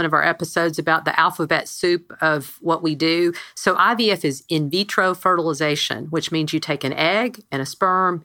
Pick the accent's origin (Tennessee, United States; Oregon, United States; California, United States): Tennessee, United States; Nashville; I'm from Nashville, so we have a lot of tourists